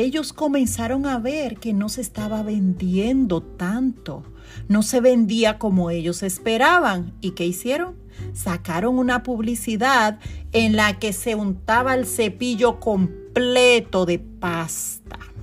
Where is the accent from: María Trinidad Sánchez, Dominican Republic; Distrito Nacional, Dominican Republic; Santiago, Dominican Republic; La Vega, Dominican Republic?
La Vega, Dominican Republic; Constanza; now in New York, United States; mi ciudad natal, Constanza